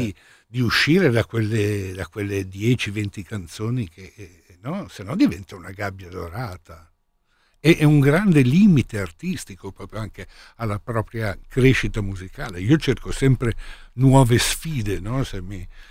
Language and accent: Italian; Milan, Lombardy, Italy; essendo milanese